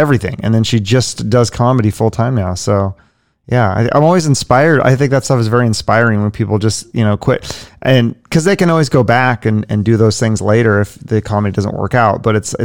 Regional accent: Seattle, Washington, United States; I'm from Seattle

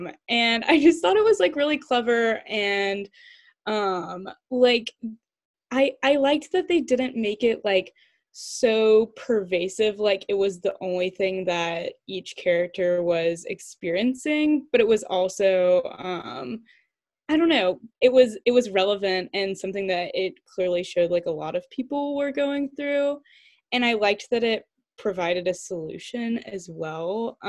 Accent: Massachusetts, United States; we're all from Massachusetts.

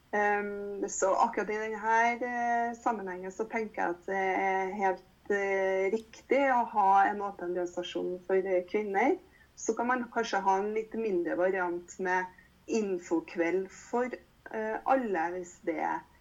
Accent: Trondheim, Trøndelag, Norway; jeg kommer jo fra Trondheim

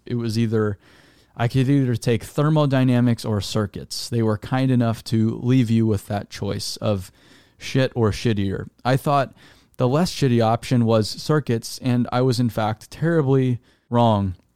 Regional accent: Arizona, United States; I'm from Arizona

